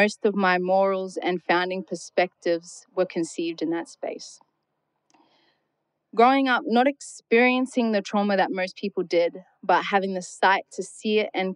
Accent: Darwin, Northern Territory, Australia; I was born and raised up here on Gulamedigan country

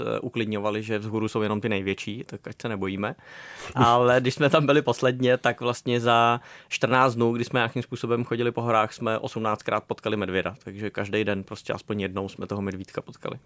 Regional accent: Bohemia, Czechia; u nás v Čechách

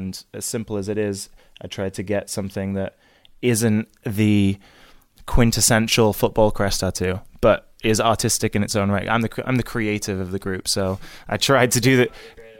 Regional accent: Lake District, North West England, United Kingdom; also born or lived in New York; now in London, United Kingdom; I'm a kid from the Lake District in England originally, now living in London, had stints in New York

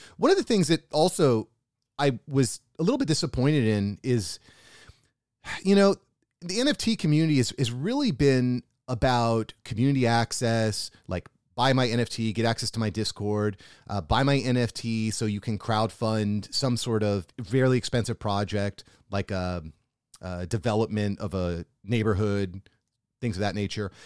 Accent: United States; as an American who lives what I would consider a pretty nice life

